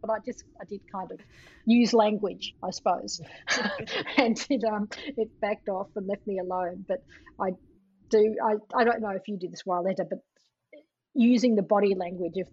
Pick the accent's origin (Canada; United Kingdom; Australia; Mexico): Australia; Melbourne, Victoria; moved away; also born or lived in San Francisco; I come from Melbourne, which is also a city that has most people are from somewhere else.